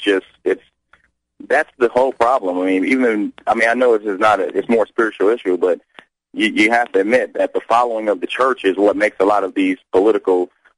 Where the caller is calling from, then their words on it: Phoenix, Arizona, United States; I'm from Phoenix, Arizona. I'm out in Phoenix, Arizona.